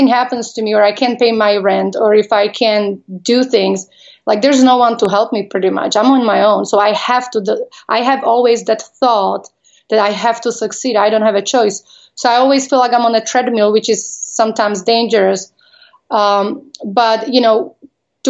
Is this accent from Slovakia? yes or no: yes; Slovakia; English is a second language; moved away as an adult; also born or lived in Las Vegas; I am from Slovakia. I was born when it was former Czechoslovakia.